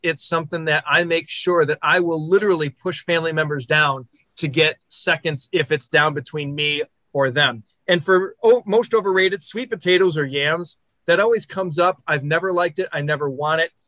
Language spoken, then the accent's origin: English; Michigan, United States; Being from Michigan